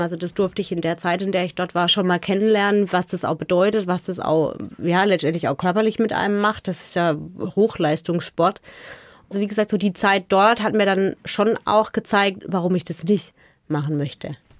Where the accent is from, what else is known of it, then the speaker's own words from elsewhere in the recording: Offenburg, Baden-Württemberg, Germany; Wir sind in Offenburg groß geworden